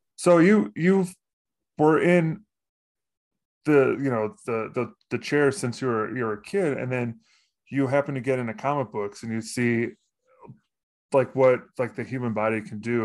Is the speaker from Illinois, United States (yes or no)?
yes; suburb of Chicago, Illinois, United States; in my hometown, it was, uh, a suburb of Chicago